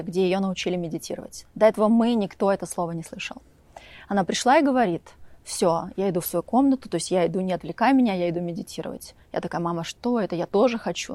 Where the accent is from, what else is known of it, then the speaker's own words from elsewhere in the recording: Volgograd, Volgograd Oblast, Russia; moved away as an adult; also born or lived in Upstate New York, United States; now in Montecito, United States; впервые я жила в Волгограде, я из Волгограда